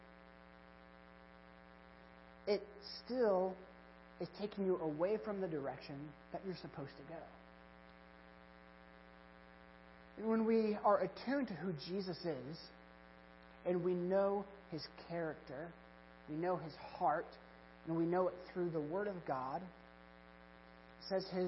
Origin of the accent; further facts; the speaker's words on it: Kansas, United States; moved away; I'm from Kansas